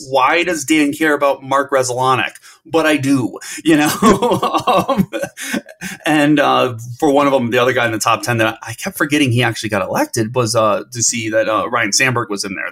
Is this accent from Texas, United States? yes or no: no; Cleveland, Ohio, United States; I'm from Cleveland